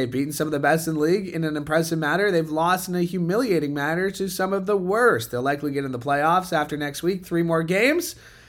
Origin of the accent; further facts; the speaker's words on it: Canada; accent: Canadian; hopefully he feels the same about my Canadian accent up here.